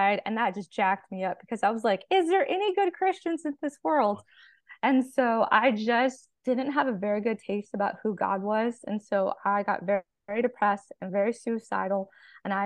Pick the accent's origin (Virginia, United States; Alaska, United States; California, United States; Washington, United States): California, United States; moved away as an adult; now in Arkansas, United States; I'm originally from California. I was born and raised there.